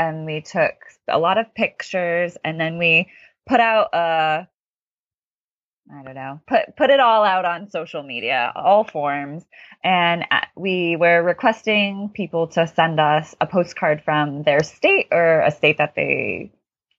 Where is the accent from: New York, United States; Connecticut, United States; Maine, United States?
Connecticut, United States; I'm from the East Coast, as I said, Connecticut